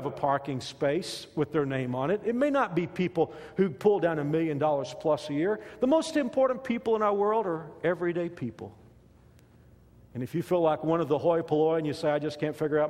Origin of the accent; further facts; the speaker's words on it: Texas, United States; moved away as an adult; now in Kansas, United States; I grew up in Texas